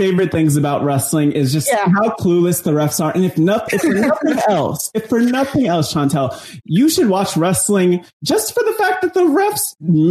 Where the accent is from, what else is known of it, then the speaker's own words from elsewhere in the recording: New Jersey, United States; I grew up in New Jersey